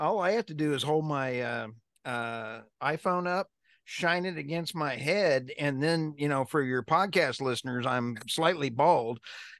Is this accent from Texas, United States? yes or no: no; New York, United States; actually graduated high school in upstate New York, right next to Canada, and loved me some hockey, played hockey.